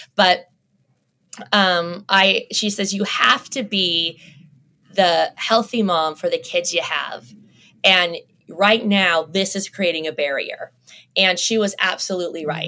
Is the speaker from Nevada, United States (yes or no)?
yes; Las Vegas, Nevada, United States; I grew up in Las Vegas